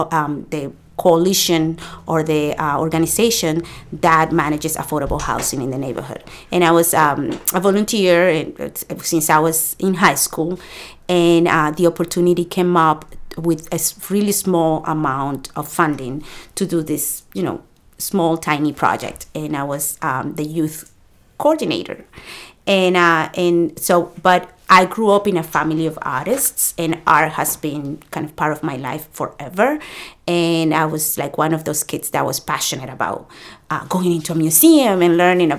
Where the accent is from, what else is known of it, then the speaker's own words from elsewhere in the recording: Salem, Massachusetts, United States; also born or lived in Dominican Republic; So I came from the DR to live in the Point neighborhood. I grew up in the Point.